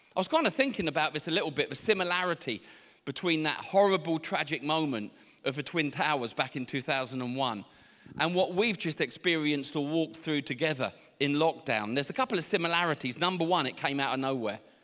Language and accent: English; Portsmouth, South East England, United Kingdom; I can never get this word out correctly because I'm from Portsmouth